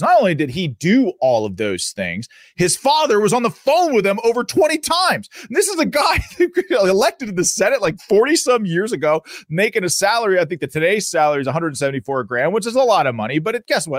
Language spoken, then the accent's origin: English; Pittsburgh, Pennsylvania, United States; my local paper here in Pittsburgh, I'm from Pittsburgh, Pennsylvania